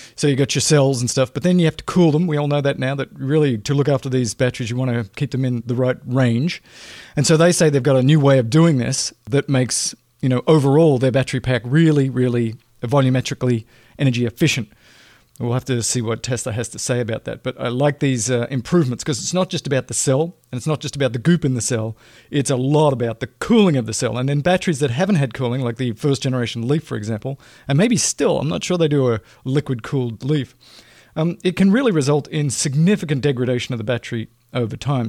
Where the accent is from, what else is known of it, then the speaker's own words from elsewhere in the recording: Australia; moved away; I'm an Australian, right? Grew up in a socialist country.